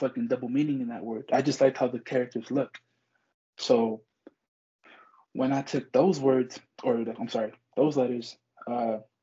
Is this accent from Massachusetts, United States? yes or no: no; Compton, California, United States; I was born and raised in Los Angeles. Like, that's where I was from. I'm born and raised there. Compton specifically